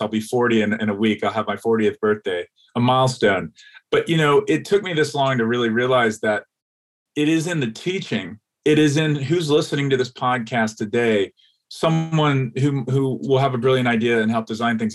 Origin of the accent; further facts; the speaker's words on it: Atlanta, Georgia, United States; moved away; I grew up in Atlanta, Georgia, in the South, the American South